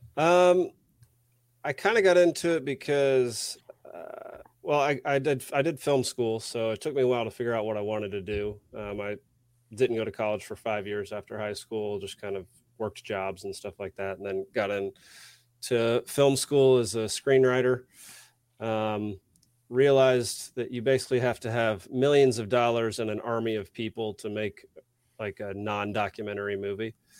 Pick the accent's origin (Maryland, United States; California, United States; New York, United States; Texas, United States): Texas, United States; also born or lived in Savannah, Georgia; now in Atlanta, United States; I grew up in Texas, super Republican